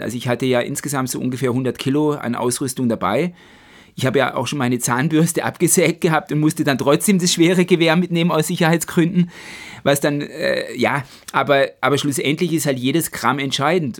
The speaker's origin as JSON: {"language": "German", "area": "Black Forest", "region": "Baden-Württemberg", "country": "Germany", "tie": "born or raised there", "said": "vom Schwarzwald, von meiner Heimat"}